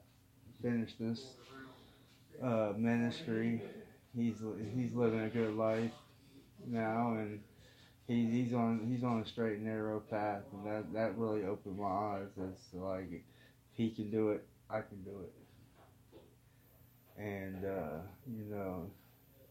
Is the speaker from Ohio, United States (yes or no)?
yes; Columbus, Ohio, United States; also born or lived in Kentucky; born in Kentucky, moved to Columbus, Ohio when I was real young, 5, 6.